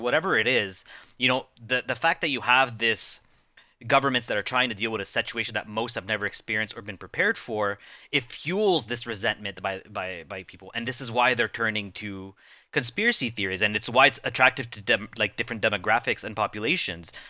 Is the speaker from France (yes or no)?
no; Canada; I'm Canadian